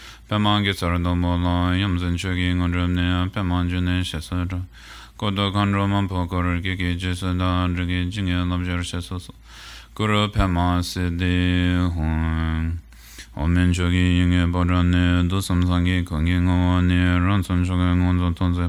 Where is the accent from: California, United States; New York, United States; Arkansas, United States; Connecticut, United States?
California, United States; the Bay Area; also born or lived in Colorado / Oakland; I grew up in the Bay Area. I live kind of between Colorado and Oakland these days.